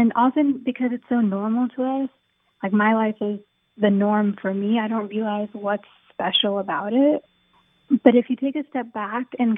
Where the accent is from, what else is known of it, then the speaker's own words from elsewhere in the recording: United States; now in New York City, United States; growing up in America